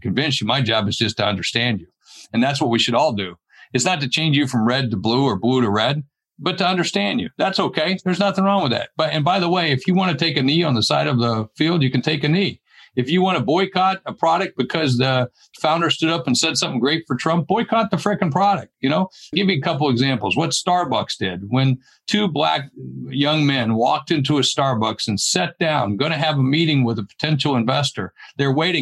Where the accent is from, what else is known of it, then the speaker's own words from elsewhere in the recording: the South, United States; moved away; where I grew up down in the South